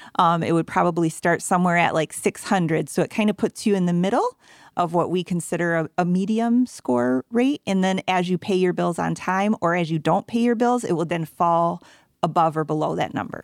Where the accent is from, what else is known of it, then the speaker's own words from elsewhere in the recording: Grand Rapids, Michigan, United States; I'm born and raised in Grand Rapids